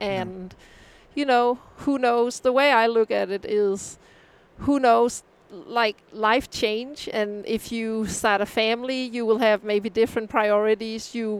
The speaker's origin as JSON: {"language": "English", "town": "Copenhagen", "region": "Capital Region of Denmark", "country": "Denmark", "tie": "born or raised there", "moved": "as an adult", "lives_now": "United States", "said": "I'm born and raised in Copenhagen. My parents live in Copenhagen NV."}